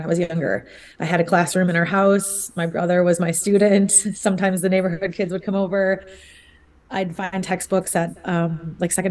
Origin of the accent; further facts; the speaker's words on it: Buffalo, New York, United States; moved away as an adult; I grew up in Buffalo, New York, in a neighborhood called the First Ward